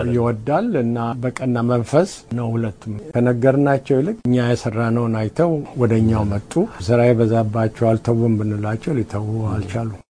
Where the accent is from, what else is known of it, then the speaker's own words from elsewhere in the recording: Addis Ababa, Ethiopia; now in United States; እኔ ከአዲስ አበባ ነኝ